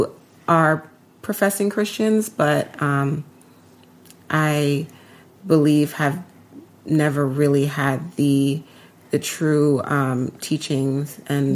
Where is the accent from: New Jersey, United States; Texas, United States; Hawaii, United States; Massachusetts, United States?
New Jersey, United States; Montclair; moved away as an adult; We grew up on the East Coast in New Jersey, Montclair, New Jersey